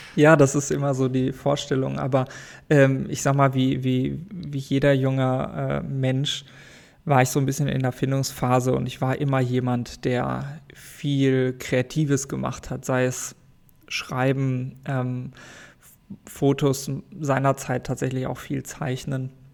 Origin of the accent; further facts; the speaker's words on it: Sauerland, North Rhine-Westphalia, Germany; also born or lived in Paderborn; Ursprünglich komme ich aus dem Sauerland. Mhm. Tatsächlich. Dort bin ich in einem kleinen Dorf